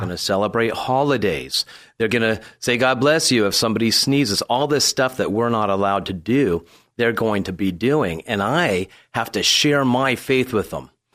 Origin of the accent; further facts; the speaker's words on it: San Diego, California, United States; I was born and raised here in San Diego.